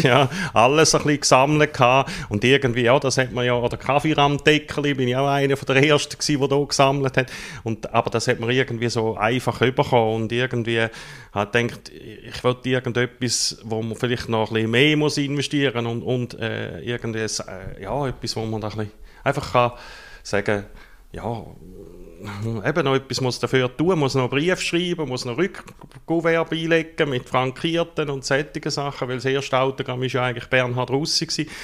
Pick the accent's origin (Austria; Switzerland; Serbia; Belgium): Switzerland; Gossau, St. Gallen; moved away as an adult; now in Rotkreuz, Switzerland; bin ursprünglich, mir gehört es vielleicht noch ein bisschen, aus der Ostschweiz, aufgewachsen in der Nähe von Gossau